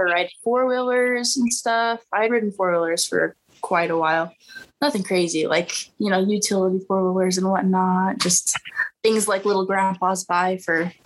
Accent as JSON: {"language": "English", "region": "Utah", "country": "United States", "tie": "born or raised there", "also_born_or_lived": "Montana / Texas", "said": "I was raised in Utah. I was born in Montana"}